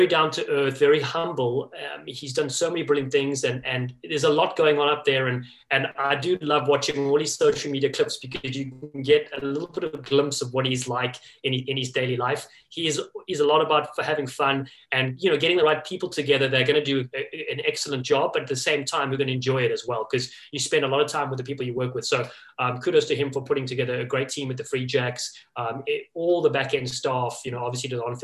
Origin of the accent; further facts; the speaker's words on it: Cape Town, Western Cape, South Africa; moved away as an adult; also born or lived in Los Angeles, United States; now in New England, United States; growing up in Cape Town, South Africa, and living in Los Angeles for 15 years